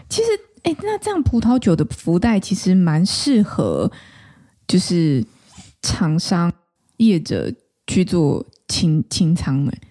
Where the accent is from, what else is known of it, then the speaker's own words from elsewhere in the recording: Taichung, Taiwan; 我是台中人嘛